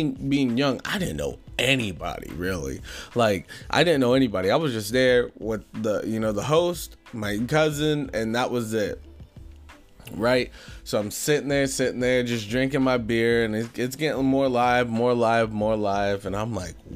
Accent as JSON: {"language": "English", "region": "Ohio", "country": "United States", "tie": "born or raised there", "said": "I'm from Ohio, so snow's very, very, very common up here"}